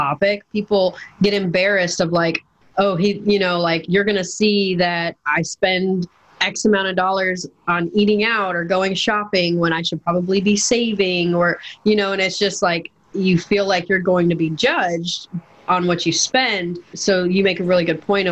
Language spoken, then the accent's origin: English; Minnesota, United States; now in Georgia, United States; I grew up in Minnesota